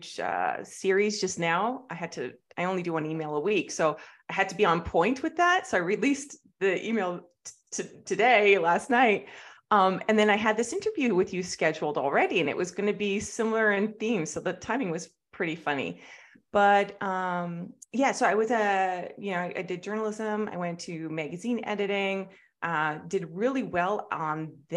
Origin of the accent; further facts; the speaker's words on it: Canada; I grew up in Canada